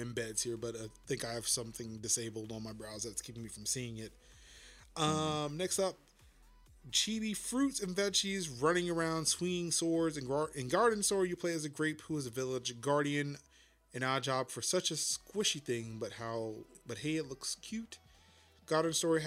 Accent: United States; as an American

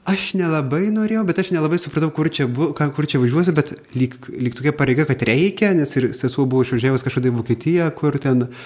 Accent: Pilikalniai village, Bartninkai parish, Vilkaviškis deanery, Marijampolė County, Lithuania; esu kilęs iš Vilkaviškio dekanato Bartininkų parapijos Pilikalnių kaimo

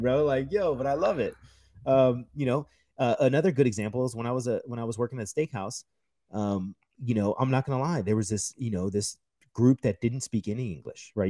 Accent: United States; I'm an American

